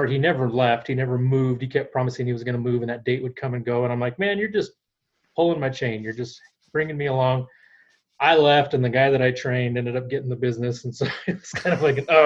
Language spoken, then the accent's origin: English; Albuquerque, New Mexico, United States; moved away as an adult; now in Colorado, United States; We grew up in Albuquerque, New Mexico